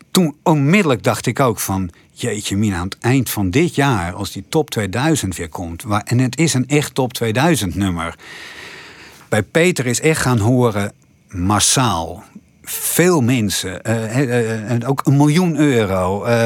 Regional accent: Dokkum, Friesland, Netherlands; also born or lived in Haarlem / Ede; ik ben geboren in Haarlem, ik ging toen naar Ede, toen naar Dokkum, daar heb ik laag school gezeten.

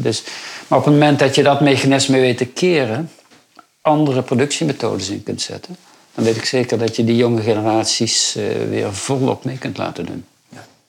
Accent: rural Brabant, North Brabant, Netherlands; En ik kom zelf van het Brabantse platteland

